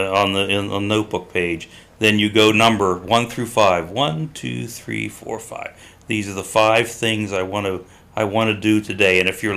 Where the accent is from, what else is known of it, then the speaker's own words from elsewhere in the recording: Pittsburgh, Pennsylvania, United States; now in Seymour, United States; So I grew up in Pittsburgh